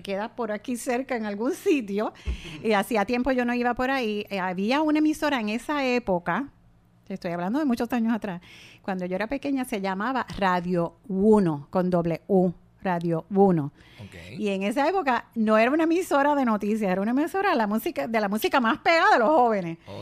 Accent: Puerto Rico; nadie se mueve como los puertorriqueños al bailar

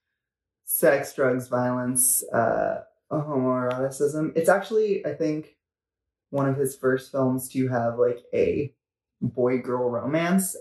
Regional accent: Los Angeles, California, United States; I grew up in Los Angeles, and I grew up in Venice Beach

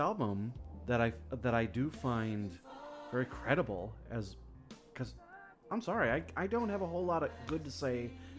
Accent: Wisconsin, United States; I'm from the Midwest.

